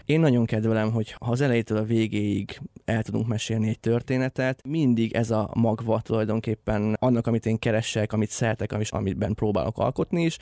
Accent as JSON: {"language": "Hungarian", "town": "Lenti", "region": "Zala", "country": "Hungary", "tie": "born or raised there", "moved": "yes", "said": "a szülővárosomban leszek majd, lentiben"}